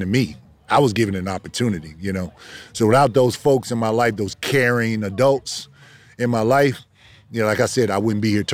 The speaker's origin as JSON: {"language": "English", "region": "Virginia", "country": "United States", "tie": "born or raised there", "moved": "as an adult", "lives_now": "Miami, United States", "said": "growing up in Virginia, you know, I grew up in foster care"}